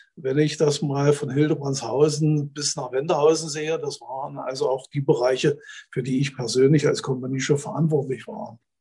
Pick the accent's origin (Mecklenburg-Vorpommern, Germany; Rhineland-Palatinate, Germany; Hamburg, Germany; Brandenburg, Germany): Brandenburg, Germany; Neuruppin; moved away as an adult; also born or lived in Eichsfeld; stamme eigentlich nicht aus dem Eichsfeld. Ich komme aus Neuruppin, das liegt 80 Kilometer nördlich von Berlin